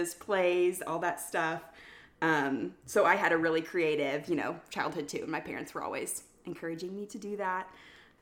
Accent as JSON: {"language": "English", "town": "Kansas City", "country": "United States", "tie": "born or raised there", "said": "I grew up in Kansas City"}